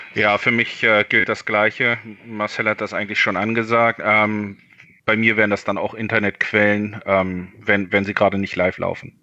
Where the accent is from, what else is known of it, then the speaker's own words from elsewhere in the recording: Berlin, Germany; moved away as an adult; also born or lived in Hamburg; Ich bin in Berlin Charlottenburg geboren, äh, 1985 im März und äh, bin eigentlich ähm, bis 2004 in Berlin geblieben, habe also Abitur gemacht